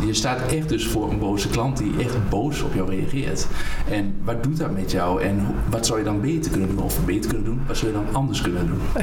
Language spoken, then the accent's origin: Dutch; Hengelo, Overijssel, Netherlands; ik woon in Hengelo geboren en getogen in Hengelo